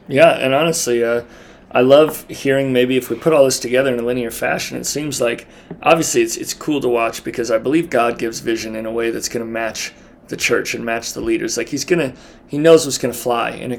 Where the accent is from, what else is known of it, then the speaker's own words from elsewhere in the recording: Baker, Montana, United States; we're recording this in Butte, Montana, and I'm from Baker, Montana.